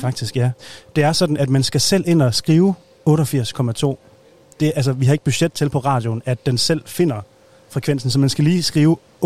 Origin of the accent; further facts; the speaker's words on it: North Jutland, North Denmark Region, Denmark; vi er begge to fra Nordjylland